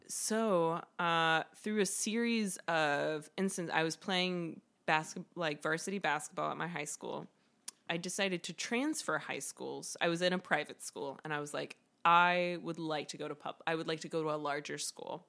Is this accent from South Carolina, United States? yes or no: yes; Greenville, South Carolina, United States; moved away; I grew up in Greenville, South Carolina.